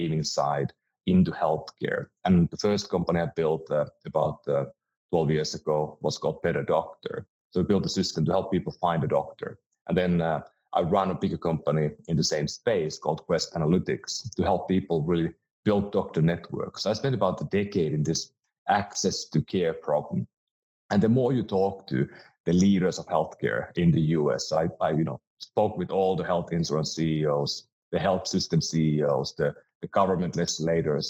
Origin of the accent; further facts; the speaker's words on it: Finland; moved away as an adult; now in United States; I'm from Finland and moved to the US about 16 years ago.